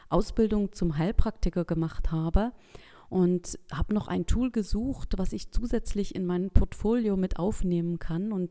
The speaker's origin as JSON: {"language": "German", "town": "Geringswalde", "region": "Saxony", "country": "Germany", "said": "ich komme aus Geringswalde, das ist in Mittelsachsen"}